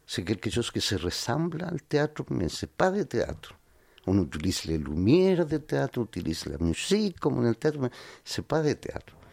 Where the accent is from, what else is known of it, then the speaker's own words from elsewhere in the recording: Santiago, Santiago Metropolitan, Chile; born there; Oui, mais j'appartiens à des Andiens qui sont un peu plus au sud de Santiago, tu vois, à 250 km au sud de la capitale.